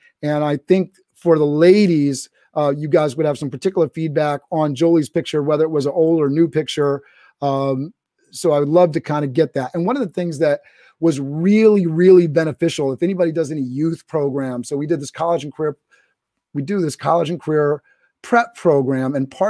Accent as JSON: {"language": "English", "country": "Canada", "said": "Sorry, I'm Canadian."}